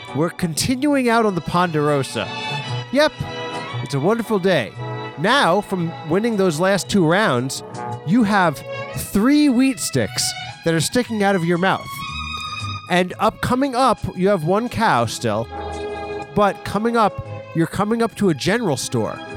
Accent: East Coast, United States; I am from the East Coast

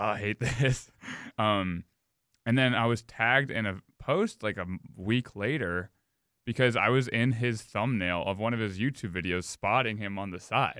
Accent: Edina, Minnesota, United States; I grew up in Edina.

